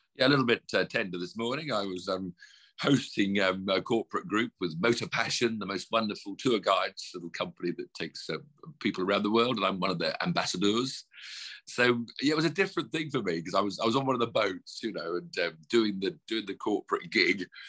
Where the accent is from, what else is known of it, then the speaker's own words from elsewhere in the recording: United Kingdom; we're British